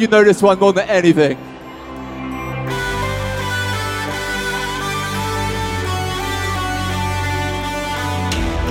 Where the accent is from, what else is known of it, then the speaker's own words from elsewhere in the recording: United Kingdom; This is my home country.